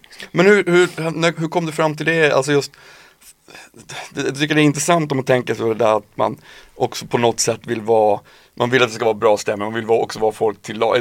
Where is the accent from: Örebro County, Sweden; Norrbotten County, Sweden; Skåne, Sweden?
Norrbotten County, Sweden; Piteå; moved away; Jag var uppe nu i, i, i Norrbotten, i Piteå där jag kommer ifrån